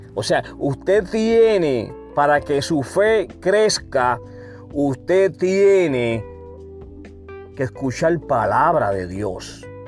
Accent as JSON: {"language": "Spanish", "country": "Puerto Rico", "said": "yo soy puertorriqueño"}